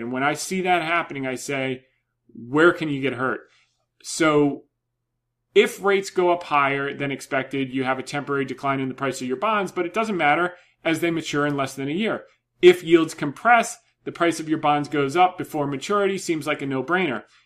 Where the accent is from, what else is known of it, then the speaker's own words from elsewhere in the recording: New Jersey, United States; moved away; I grew up in Jersey